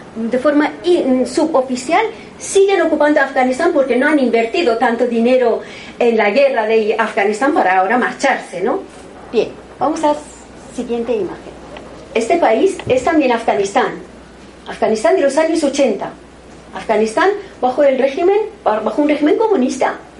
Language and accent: Spanish; Iran; moved away; En mi tierra, en Irán